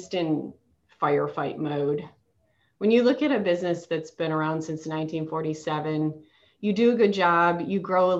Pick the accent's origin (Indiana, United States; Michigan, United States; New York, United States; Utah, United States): Michigan, United States; moved away as an adult; also born or lived in Charlotte, North Carolina; now in Concord, United States; I am from Michigan. After I graduated from Michigan State, I moved to Charlotte to work for Bank